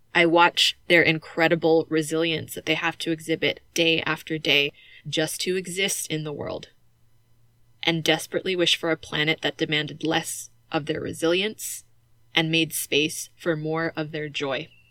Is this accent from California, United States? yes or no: yes; California, United States; moved away; the house they raised me in back in my home state of California